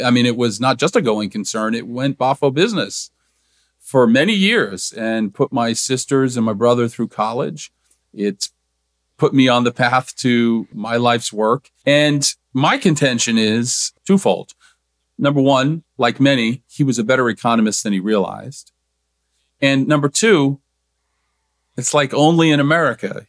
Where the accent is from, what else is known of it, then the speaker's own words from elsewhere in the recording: New Jersey, United States; where I grew up in New Jersey, we called it junior high school